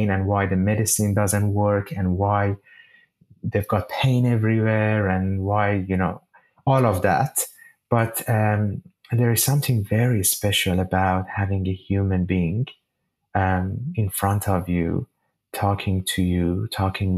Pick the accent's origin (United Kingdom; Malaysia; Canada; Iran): Iran; Shiraz, Fars; moved away as an adult; now in Sydney, Australia; the sky of my hometown, Shiraz